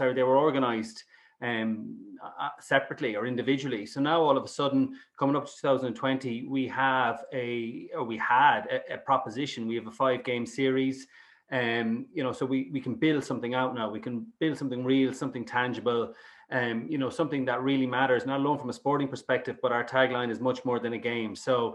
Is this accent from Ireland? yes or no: yes; Galway, Connacht, Ireland; moved away as an adult; now in Dublin, Ireland; I'm originally from Galway, so I'm Ireland and Galway through and through, and I've been up in Dublin for 20-odd years